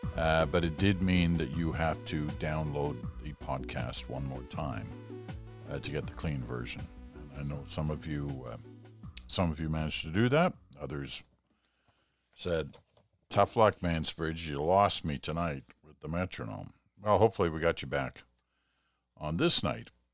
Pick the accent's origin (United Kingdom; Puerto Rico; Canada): United Kingdom; England; moved away; also born or lived in Scotland; I was born in England. Um, I spent a lot of time in Scotland